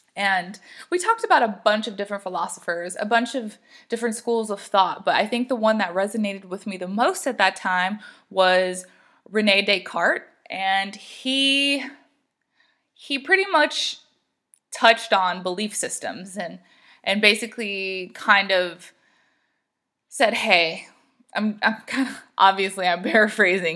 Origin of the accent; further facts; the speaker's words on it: the South, United States; I grew up in the South